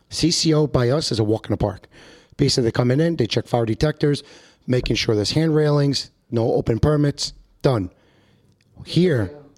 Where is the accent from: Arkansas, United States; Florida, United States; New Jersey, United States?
New Jersey, United States; English is a second language; as soon as they found out that I was from North Jersey